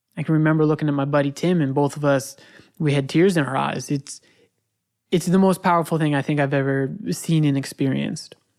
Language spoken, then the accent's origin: English; United States; I'm American